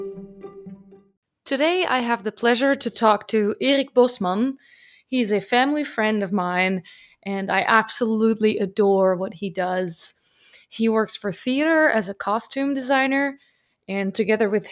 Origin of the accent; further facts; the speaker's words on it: Netherlands; now in Germany; I'm from Holland, and I currently live and work in Germany.